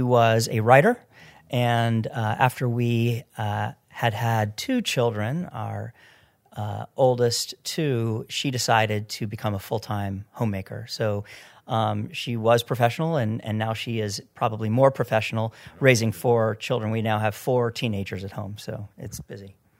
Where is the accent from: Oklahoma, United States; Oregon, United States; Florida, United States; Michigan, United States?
Florida, United States; I grew up in Florida